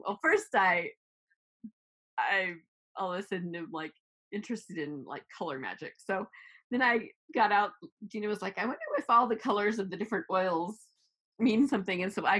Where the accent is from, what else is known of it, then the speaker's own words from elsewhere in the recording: Nebraska, United States; I was raised in Nebraska.